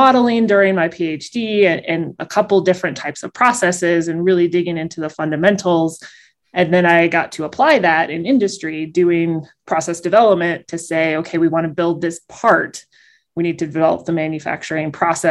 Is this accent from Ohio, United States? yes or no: yes; Springfield, Ohio, United States; I'm originally from Ohio, Springfield, Ohio